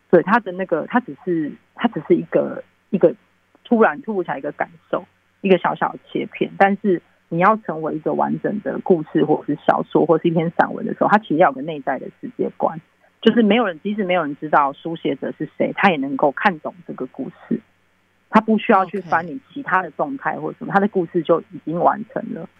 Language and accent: Chinese; Taiwan; 我自己是听就是长辈讲台语长大，但我讲的并没有那么好